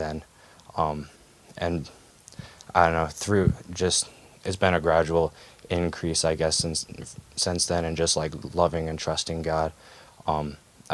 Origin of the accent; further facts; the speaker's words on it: Bozeman, Montana, United States; also born or lived in Washington; We moved to Bozeman when I was 3